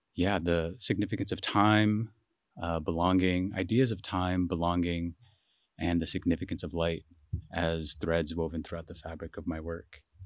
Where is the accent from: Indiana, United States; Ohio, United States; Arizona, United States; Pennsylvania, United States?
Arizona, United States; Phoenix; moved away as an adult; also born or lived in Rochester, New York; I'm from Phoenix, Arizona